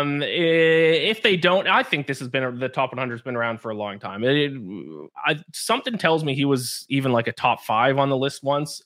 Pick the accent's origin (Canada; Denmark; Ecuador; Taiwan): Canada; me growing up being Canadian